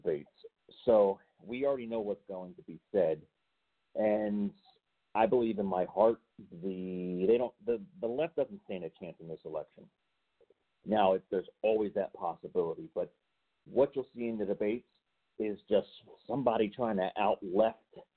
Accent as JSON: {"language": "English", "town": "Baltimore", "region": "Maryland", "country": "United States", "said": "I am from the Baltimore area"}